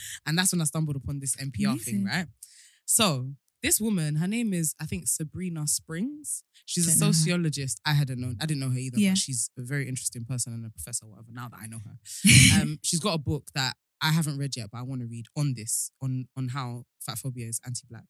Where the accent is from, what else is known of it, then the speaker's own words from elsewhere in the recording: Nigeria; growing up in African society, in Nigerian specifically